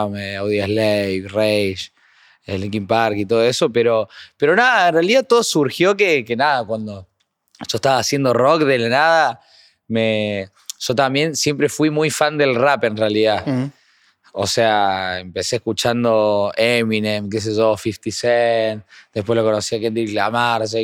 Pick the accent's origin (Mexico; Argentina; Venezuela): Argentina; Córdoba; Yo creo que soy bastante cordobés